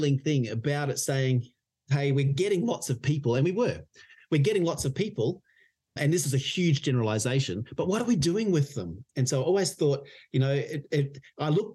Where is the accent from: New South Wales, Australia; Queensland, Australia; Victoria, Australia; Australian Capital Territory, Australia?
Victoria, Australia; Mildura; I grew up in Mildura.